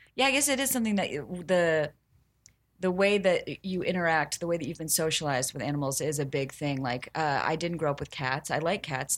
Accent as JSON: {"language": "English", "region": "the South", "country": "United States", "said": "I'm from the South"}